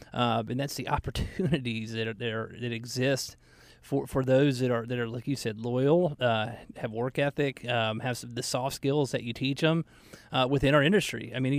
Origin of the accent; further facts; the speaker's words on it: Atlanta, Georgia, United States; I had a friend of mine that I grew up in Atlanta